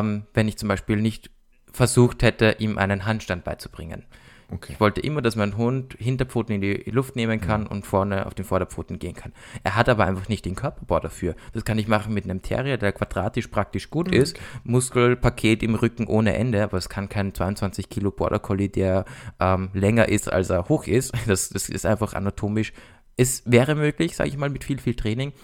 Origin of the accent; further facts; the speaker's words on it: Austria; bei uns in Österreich